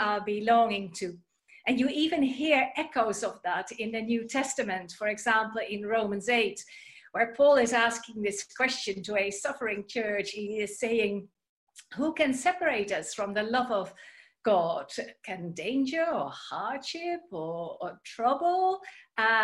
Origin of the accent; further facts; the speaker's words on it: Netherlands; moved away; You may have heard from my accent or my name that I am originally from the Netherlands